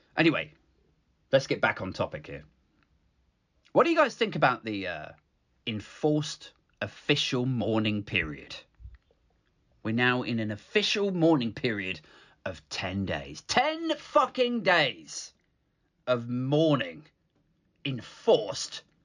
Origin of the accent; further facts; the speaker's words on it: United Kingdom; I like being British, fine. I'm relatively proud of our country